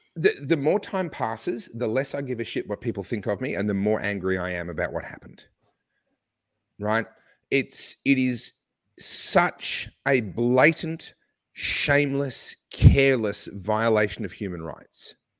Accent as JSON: {"language": "English", "country": "Australia", "said": "my home country, whose passport I hold and where I've paid taxes all my life"}